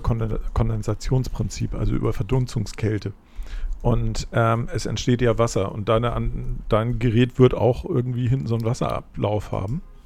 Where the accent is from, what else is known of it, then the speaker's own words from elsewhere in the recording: Hamburg, Germany; Ich bin halt in Hamburg aufgewachsen